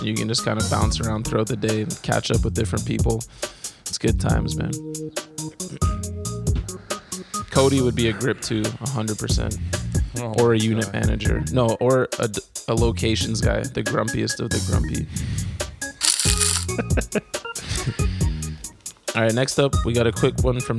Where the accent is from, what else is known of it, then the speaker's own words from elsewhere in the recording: Toronto, Ontario, Canada; accent: Canadian; we're also from Toronto, so we don't really hear our own accent, right?